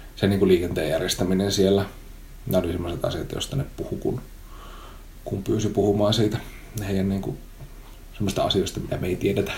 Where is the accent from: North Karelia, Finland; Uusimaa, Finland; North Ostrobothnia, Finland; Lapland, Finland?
North Ostrobothnia, Finland; Oulu; accent: Oulu dialect; mä oon siis oululainen, joten mä puhun murretta.